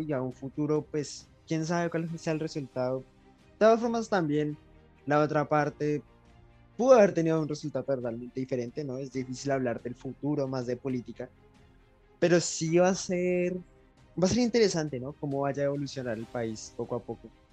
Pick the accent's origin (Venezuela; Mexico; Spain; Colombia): Colombia; nosotros como colombianos